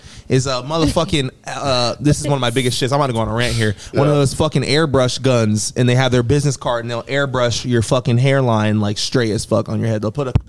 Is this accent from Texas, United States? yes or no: no; Daytona Beach, Florida, United States; I was born in Daytona Beach, Florida.